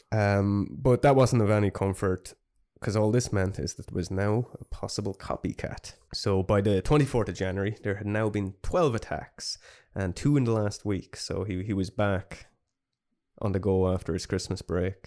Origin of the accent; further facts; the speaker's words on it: Ireland; we're very Irish